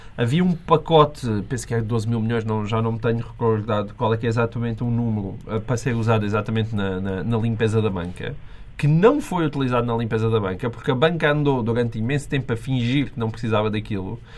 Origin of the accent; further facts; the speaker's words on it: Portugal; enquanto português